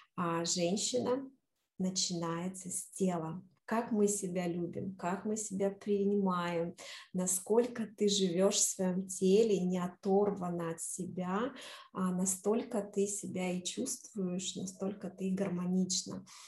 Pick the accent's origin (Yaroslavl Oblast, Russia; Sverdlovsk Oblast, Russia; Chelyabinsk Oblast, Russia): Sverdlovsk Oblast, Russia; Novaya Lyalya; also born or lived in Moscow, Russia; now in New York, United States; родилась я в маленьком городке под Екатеринбургом, который очень люблю теперь называть это название а, Новая Ляля. Маленький-маленький городочек, и всегда в детстве а, называли всех там а, москвичи. А мы кто? Мы были э, новолялинцы